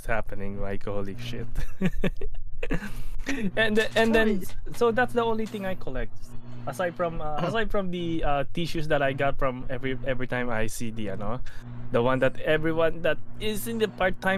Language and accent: English; Kawasaki, Kanagawa, Japan; That's like my hometown